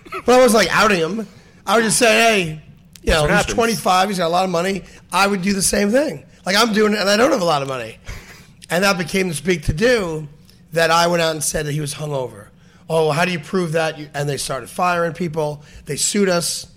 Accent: New York, United States; moved away as an adult; also born or lived in Philadelphia / Denver; as a New Yorker

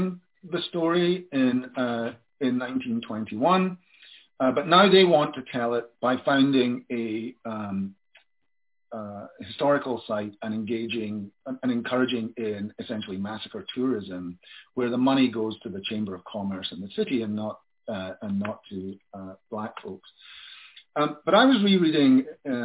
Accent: Glasgow, Scotland, United Kingdom; I'm from Glasgow

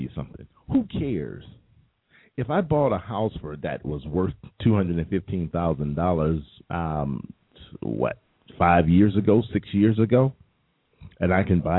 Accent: United States; I'm American

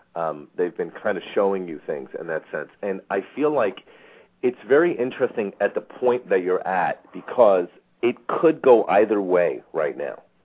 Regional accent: East Coast, United States; now in Phoenix, United States; I grew up on the East Coast, and there was a lot more vines and greenery than there is here in Phoenix

